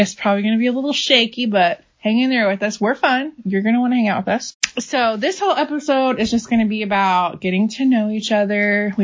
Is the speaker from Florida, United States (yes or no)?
yes; Jacksonville, Florida, United States; moved away as an adult; now in Mount Juliet, United States; I grew up in Florida in Jacksonville and lived there pretty much my whole life. I didn't move to Tennessee till I was 26.